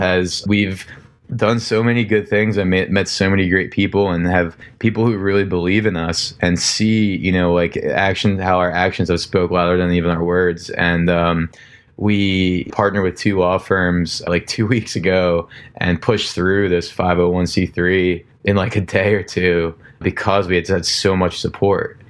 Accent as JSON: {"language": "English", "region": "New Jersey", "country": "United States", "tie": "born or raised there", "also_born_or_lived": "Florida", "said": "where I grew up in Jersey"}